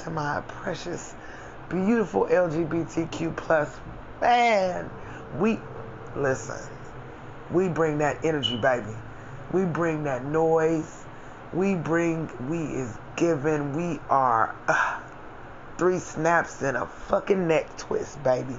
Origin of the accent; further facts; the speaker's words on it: United States; I'm African American